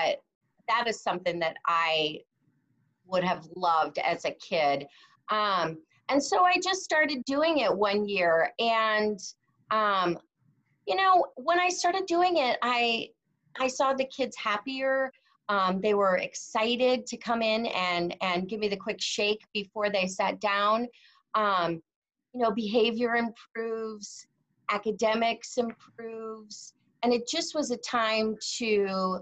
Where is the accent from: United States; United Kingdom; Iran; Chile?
United States; Texas; I was born in Texas and I grew up here